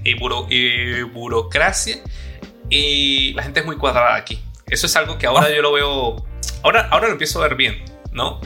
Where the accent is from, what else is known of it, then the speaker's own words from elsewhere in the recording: Venezuela; moved away as an adult; also born or lived in Colombia / Mexico; now in Spain; que soy venezolano y que también he vivido en Colombia, he vivido en México